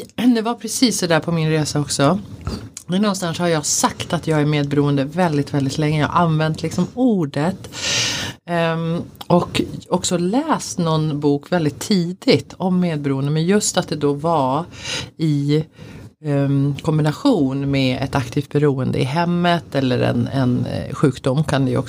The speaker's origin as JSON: {"language": "Swedish", "country": "Sweden", "said": "jag är en svensk kvinna född i en svensk kultur."}